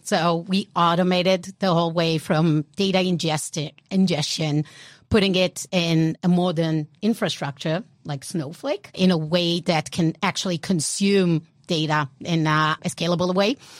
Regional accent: Israel; accent: European; born and raised in Israel

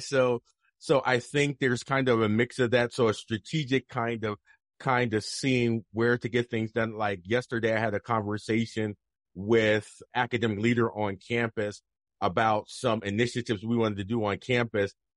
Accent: Camden, New Jersey, United States; now in Idaho, United States; I'm from Jersey. I'm from South Jersey, mm-hmm. Camden

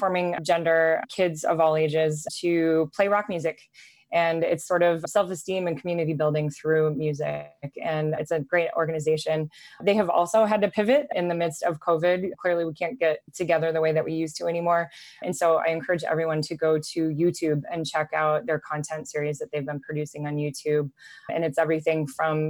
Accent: Midwest, United States; I grew up in the Midwest

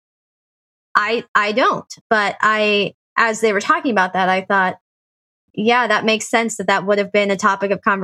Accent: Olathe, Kansas, United States; I'm a white person living in, who was from Olathe, Kansas

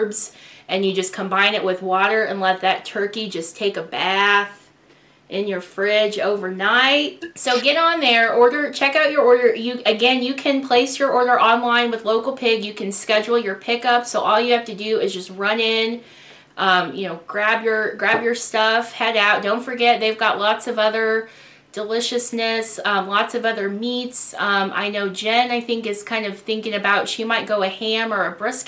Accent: Columbia, Missouri, United States; Had a big family gathering in my hometown of Columbia, Missouri, with my dad and stepmom

